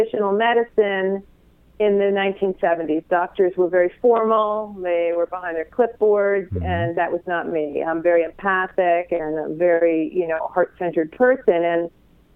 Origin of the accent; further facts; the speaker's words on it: Long Island, New York, United States; moved away; I was raised on Long Island, right out of New York City, so it is my home